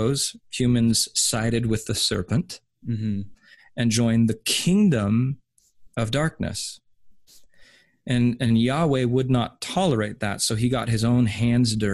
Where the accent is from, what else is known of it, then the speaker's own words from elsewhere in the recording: United States; I'm an American